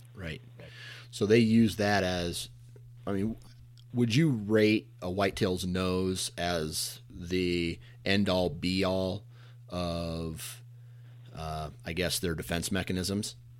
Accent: Iowa, United States; I'm from Iowa

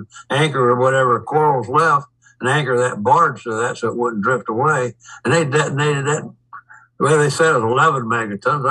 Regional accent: Hamilton, Ohio, United States; in my hometown

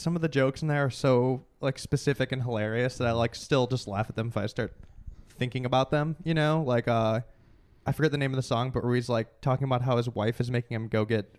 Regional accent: Chicago suburbs, Illinois, United States; also born or lived in Wicker Park, Chicago; I grew from? Up in the suburbs.

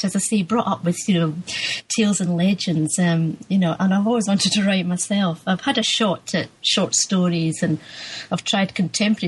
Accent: Musselburgh, Scotland, United Kingdom; I grew up in Musselburgh, East Lothian

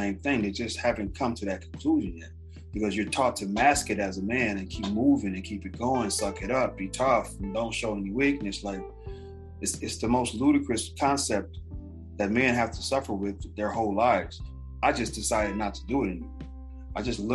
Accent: Los Angeles, California, United States; I grew up in South Central.

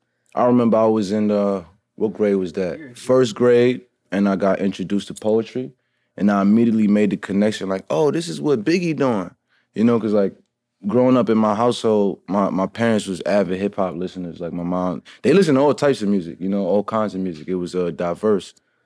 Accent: New York City, New York, United States; also born or lived in Flatbush, Brooklyn; So I lived in Flatbush. Pretty much till I was about 17 years old, but I grew up in Bed-Stuy.

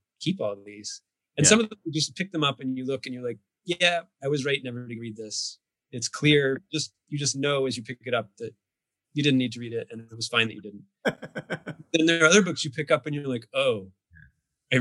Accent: California, United States; also born or lived in Texas; we moved to California when I was like

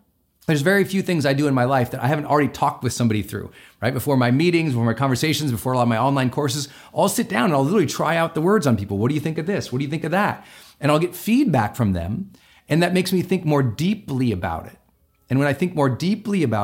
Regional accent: Montana, United States; I'm from Montana, so we always have the county fair

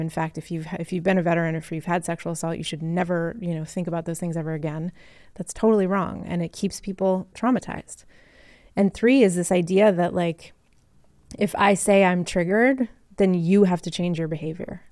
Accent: Massachusetts, United States; I grew up in Massachusetts

